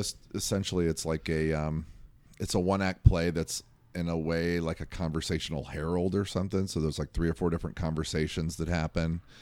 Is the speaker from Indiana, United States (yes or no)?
yes; Indiana, United States; moved away; we're both originally from Indiana